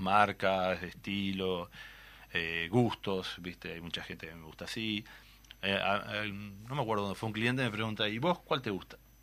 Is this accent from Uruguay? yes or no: yes; Tacuarembó, Uruguay; somos de Tahuarembó, se habrán, notado que las R las guardamos por algún lado ahí